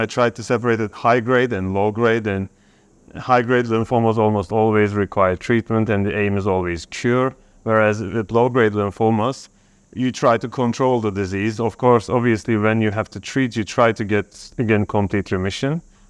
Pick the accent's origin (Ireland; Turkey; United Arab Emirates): Turkey; I'm from Turkey.